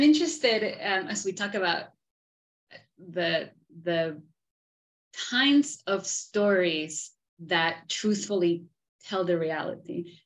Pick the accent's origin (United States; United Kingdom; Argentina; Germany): Argentina; I am from Argentina